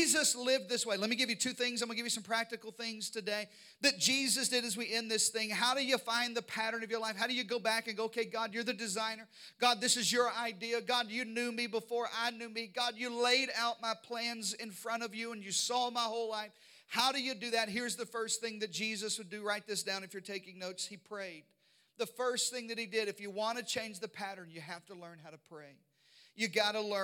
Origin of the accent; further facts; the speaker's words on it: Arkansas, United States; We were raised in Arkansas in the deep south